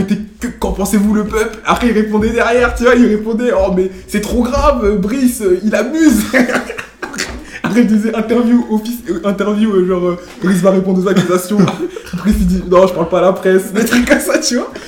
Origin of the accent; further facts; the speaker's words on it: Senegal; Je suis sénégalais